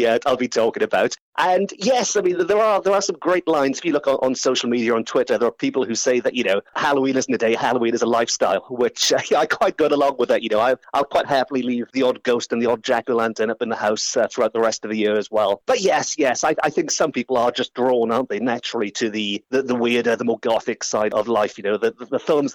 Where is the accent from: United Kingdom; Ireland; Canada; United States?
United Kingdom; Port Talbot, Wales; I'm 100% Welsh, 100% Portalbert, to be precise.